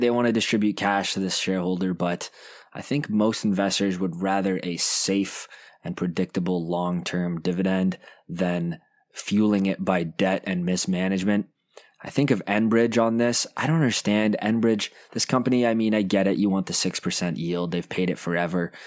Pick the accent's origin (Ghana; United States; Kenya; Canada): Canada; I'm a Canadian